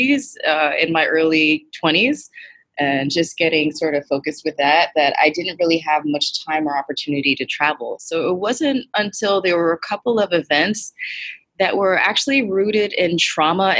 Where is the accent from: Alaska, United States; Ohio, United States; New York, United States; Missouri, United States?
New York, United States; New York City; I was born and raised in the Bronx